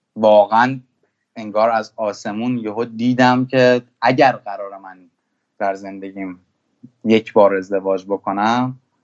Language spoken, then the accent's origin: Persian; Iran; also born or lived in Germany; من که توی آلمان به دنیا اومدم بعد اومدم ایران